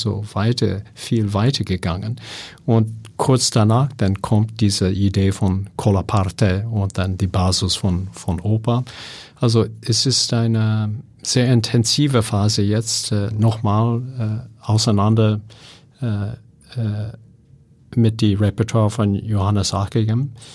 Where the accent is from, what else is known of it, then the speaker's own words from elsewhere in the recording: California, United States; German is a second language; moved away; ich komme aus Kalifornien.